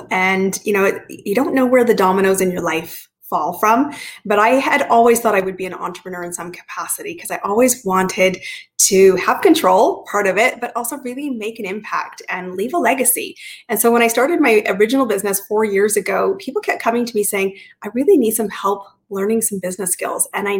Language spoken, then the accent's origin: English; Canada; So I am Canadian, but I've lived in 5 countries, 30 cities, and some cities more than once.